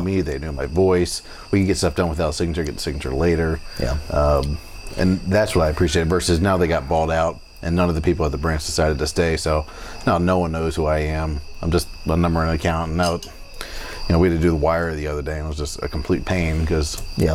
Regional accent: St. Augustine, Florida, United States; we're from St. Augustine

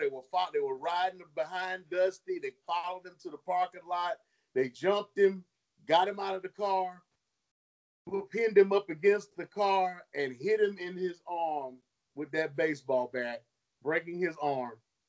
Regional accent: North Carolina, United States; I was living in North Carolina at that time, growing up in North Carolina

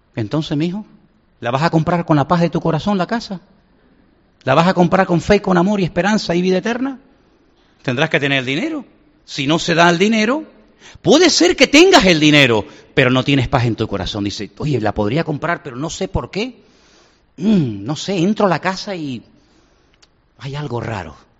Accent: Canary Islands, Spain; moved away; yo también soy muy lejos, de Canarias

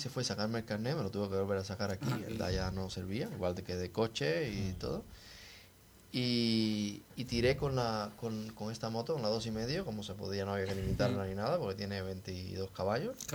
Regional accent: Cuba; moved away; Yo me vine de Cuba con 20 kilos en una maleta.

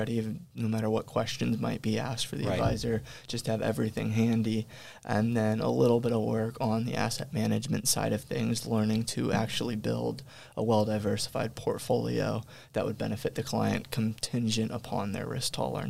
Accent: Sacramento, California, United States; also born or lived in Los Angeles; just wanted to get back up home where I was raised in Sacramento

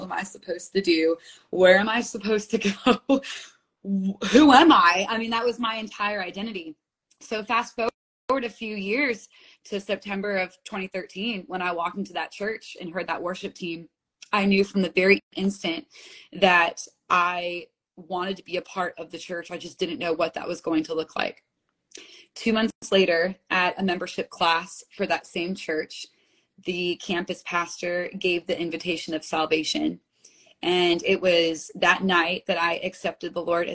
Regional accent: United States; also born or lived in Manhattan; I grew up right outside of New York City

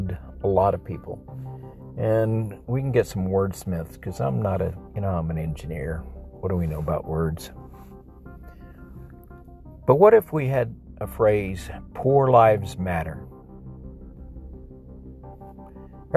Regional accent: El Paso, Texas, United States; moved away; also born or lived in Peru; I grew up with Hispanics in El Paso, 70-80% Hispanics

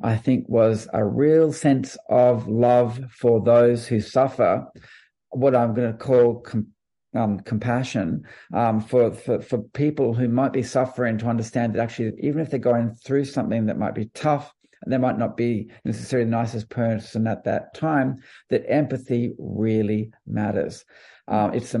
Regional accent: Australia; as an Australian

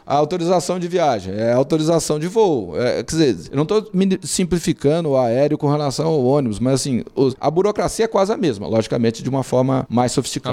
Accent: Brasília, Federal District, Brazil; Quando nós nos mudamos para Brasília, eu tinha 5 anos de idade. E aí eu fui criado em Brasília

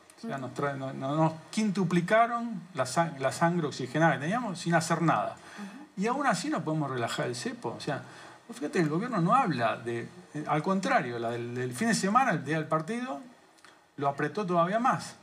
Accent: Argentina; somos los argentinos

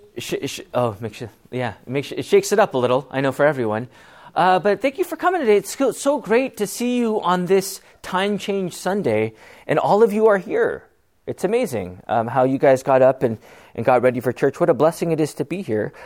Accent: Bellflower, California, United States; I was born in Bellflower

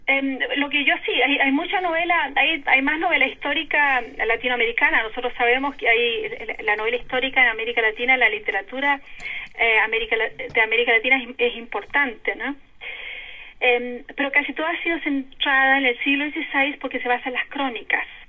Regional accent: Concepción, Biobío, Chile; moved away as an adult; also born or lived in Santiago; now in Germany; nací, fui criada en Concepción, después estudié un tiempo en Santiago y pasé a vivir a Alemania el 86

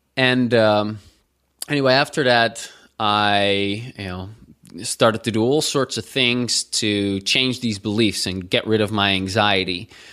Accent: Netherlands; growing up in the Netherlands

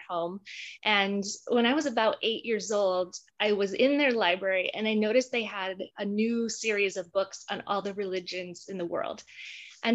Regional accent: Utah, United States; moved away as an adult; I grew up in Utah

